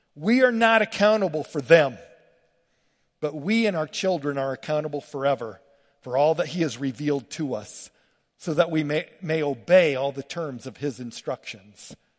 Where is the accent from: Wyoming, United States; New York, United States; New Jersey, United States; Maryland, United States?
Wyoming, United States; LaGrange; moved away; I grew up in LaGrange, Wyoming, rough, tough cowboy